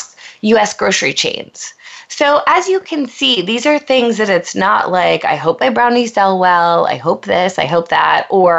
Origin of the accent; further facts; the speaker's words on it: Pennsylvania, United States; moved away as an adult; now in Los Angeles, United States; I'm a girl from Pennsylvania who knew no one coming